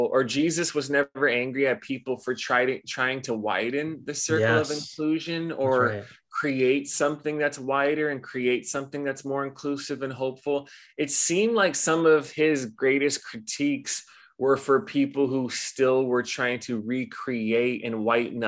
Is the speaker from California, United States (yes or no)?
yes; Los Angeles, California, United States; moved away as an adult; now in Hawaii, United States; I grew up in Los Angeles and moved here at 18.